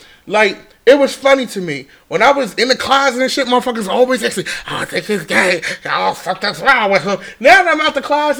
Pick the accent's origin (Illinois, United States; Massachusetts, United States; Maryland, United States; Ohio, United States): Maryland, United States; Baltimore; I'm from West Baltimore Park Heights. Okay? Gerson. I'm from real Baltimore. I'm from old Baltimore.